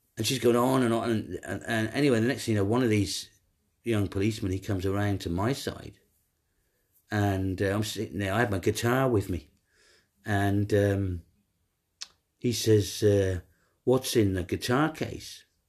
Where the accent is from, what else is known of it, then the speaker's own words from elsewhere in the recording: Ireland; moved away; also born or lived in Munich; I'm an Irish guy